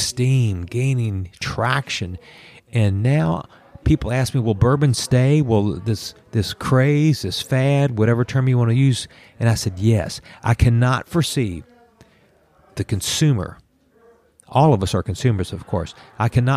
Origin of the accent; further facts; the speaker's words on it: Kentucky, United States; growing up in Kentucky